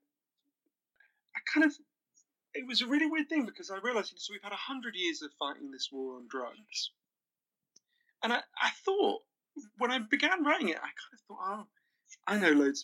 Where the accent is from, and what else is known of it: United Kingdom; also born or lived in Switzerland